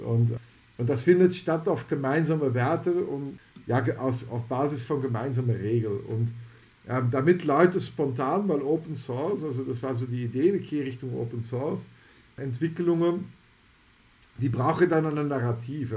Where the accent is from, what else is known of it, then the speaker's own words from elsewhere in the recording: Antwerp, Flanders, Belgium; German is a second language; moved away; Ich komme ursprünglich aus Antwerpen, das liegt in Belgien